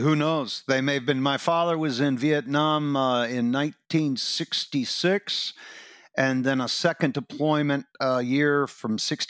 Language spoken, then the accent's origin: English; Fayetteville, North Carolina, United States; born there; I was born in Fayetteville, outside of Fort Bragg, North Carolina.